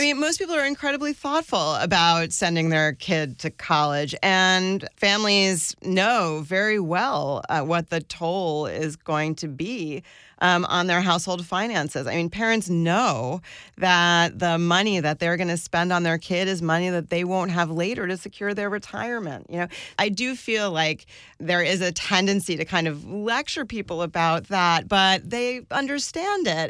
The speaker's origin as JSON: {"language": "English", "region": "suburbs around New York", "country": "United States", "tie": "born or raised there", "also_born_or_lived": "northern New Jersey / Westchester", "said": "I grew up, uh, in different suburbs around New York. My dad lived in northern New Jersey and my mom lived in Westchester, and I commuted to the Bronx for school."}